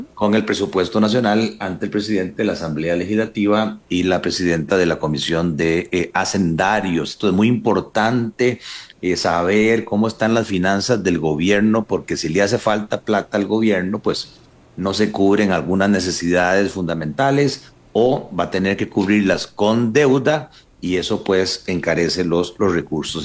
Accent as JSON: {"language": "Spanish", "town": "Paraíso", "region": "Cartago", "country": "Costa Rica", "said": "Paraíso, de donde soy yo"}